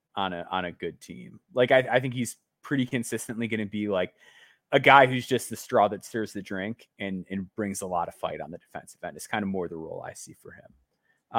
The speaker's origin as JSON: {"language": "English", "region": "Illinois", "country": "United States", "tie": "born or raised there", "said": "my home state."}